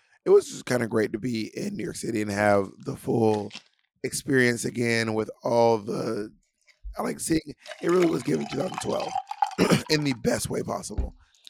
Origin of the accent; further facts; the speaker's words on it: New Zealand; accent: trans-Pacific; also born or lived in Australia; I was raised between New Zealand and Australia, so my accent is a little bit trans-Pacific.